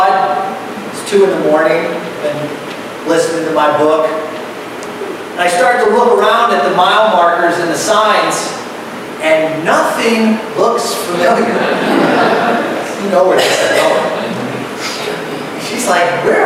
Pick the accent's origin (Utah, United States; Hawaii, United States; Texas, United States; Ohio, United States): Ohio, United States; moved away; I'm from Ohio, so we make a couple trips back here